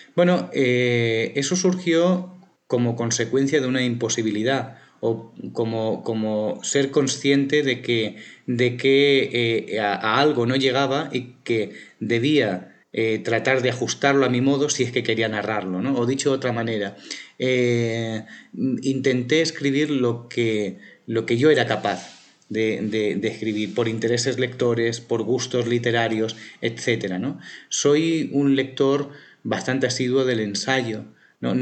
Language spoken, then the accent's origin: Spanish; Barcelona, Catalonia, Spain; also born or lived in Plasencia, Extremadura, Spain; Barcelona siempre había sido una ciudad muy importante para mí, pasé buena parte de mi infancia